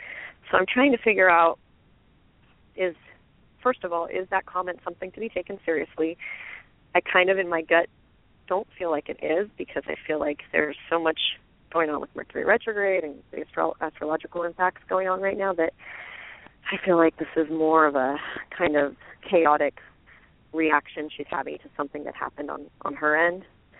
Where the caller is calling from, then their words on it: Santa Cruz, California, United States; I'm from Santa Cruz.